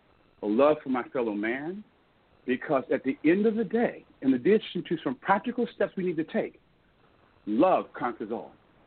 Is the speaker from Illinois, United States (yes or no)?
no; Columbus, Georgia, United States; And we left Germany, and I came back to Columbus, Georgia, which is my hometown where I was born, which is in the South.